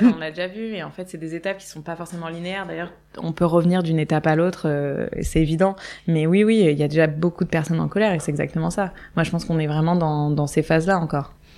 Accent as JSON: {"language": "French", "town": "Nice", "region": "Provence-Alpes-Côte d'Azur", "country": "France", "tie": "born or raised there", "also_born_or_lived": "Paris / Hong Kong", "moved": "as an adult", "said": "j'ai grandi à Nice euh, au soleil, avec le ciel bleu, au bord de la mer"}